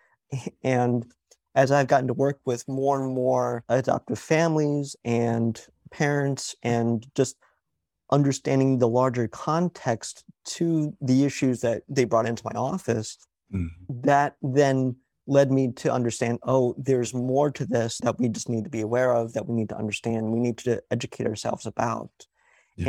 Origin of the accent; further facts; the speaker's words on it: Connecticut, United States; also born or lived in New York; I was raised in New York and Connecticut